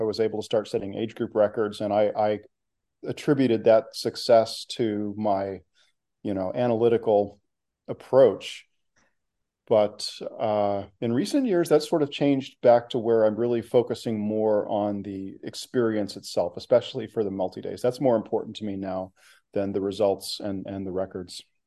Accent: Oklahoma, United States; moved away as an adult; also born or lived in Texas / Oregon / Washington / Massachusetts; now in Bay Area, United States; I grew up in Oklahoma

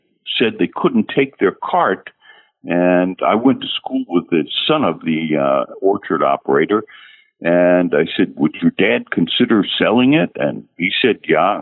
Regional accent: New Jersey, United States; also born or lived in Hollywood, California; we grew up in New Jersey

